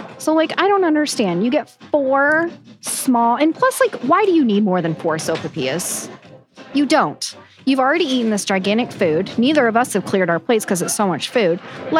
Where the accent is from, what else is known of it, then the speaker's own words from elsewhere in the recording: Oklahoma, United States; Never again. I'm from Oklahoma, so I can do it.